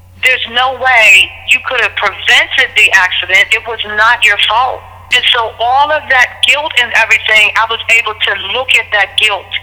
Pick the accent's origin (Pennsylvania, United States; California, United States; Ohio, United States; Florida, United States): Pennsylvania, United States; Pittsburgh; moved away as an adult; also born or lived in Trenton, New Jersey; I was born and raised in Pittsburgh, but I left Pittsburgh in 1988 after I, you know, went to college